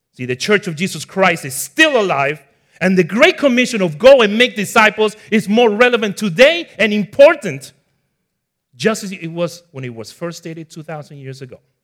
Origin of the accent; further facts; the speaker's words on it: Ecuador; also born or lived in Bronx, New York, United States; now in Florida, United States; I was born in the Bronx at four years old, I moved to my parents' country of origin, which is in Ecuador, South America. So that's where you notice the little accent